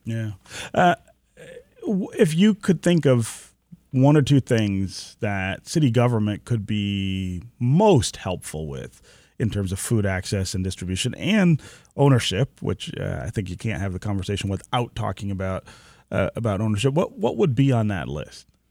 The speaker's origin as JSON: {"language": "English", "town": "Detroit", "region": "Michigan", "country": "United States", "tie": "born or raised there", "said": "the neighborhood where I was born near Livernois and Grand River, uh, we lived on, uh, West Tuxedo Street over there"}